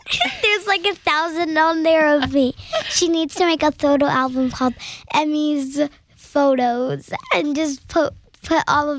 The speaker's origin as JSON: {"language": "English", "town": "Idaho Falls", "region": "Idaho", "country": "United States"}